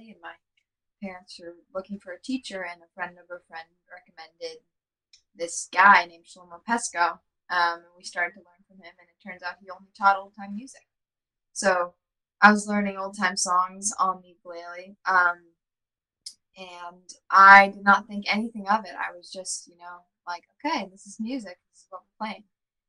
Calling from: Brooklyn, New York, United States; Hey, I'm calling in from Brooklyn, New York, over here in Crown Heights, Brooklyn, yeah.

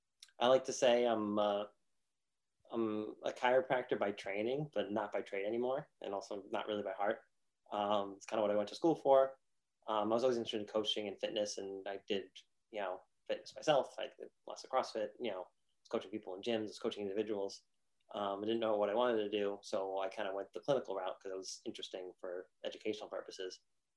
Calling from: Pompano Beach, Florida, United States; I'm coming in from South Florida, specifically Pompano Beach, pretty close to Miami

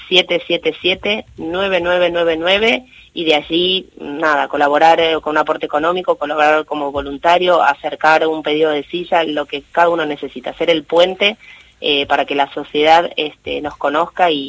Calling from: Castelar, Buenos Aires Province, Argentina; Soy … de, de Castelar

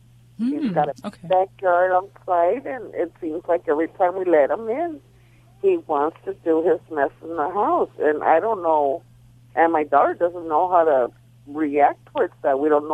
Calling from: Baldwin Park, California, United States; I'm calling from Baldwin Park.

